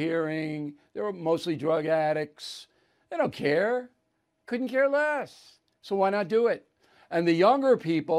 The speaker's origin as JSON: {"language": "English", "area": "Long Island", "region": "New York", "country": "United States", "tie": "born or raised there", "said": "there's a pizza place that I've gone to for 20 years on Long Island, not in my hometown"}